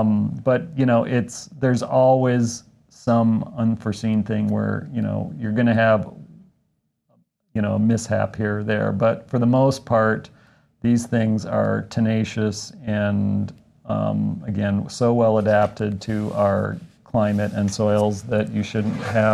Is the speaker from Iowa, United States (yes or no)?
yes; Decorah, Iowa, United States; moved away as an adult; also born or lived in Rockford, Illinois / Kansas City; now in Minnesota, United States; I'm from Decorah, Iowa, the northeast corner of the state next to Wisconsin and Minnesota.